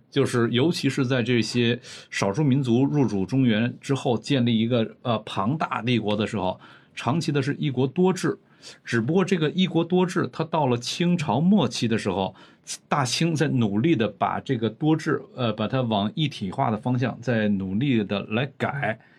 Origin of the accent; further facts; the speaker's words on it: Northeast China, China; moved away; 咱们老家东北